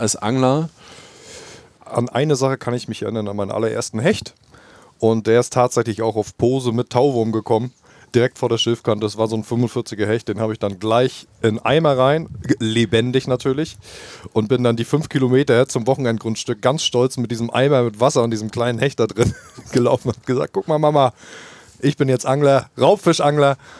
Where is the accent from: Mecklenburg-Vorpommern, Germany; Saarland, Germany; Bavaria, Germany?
Mecklenburg-Vorpommern, Germany; Rostock; Rostock, meine Heimatstadt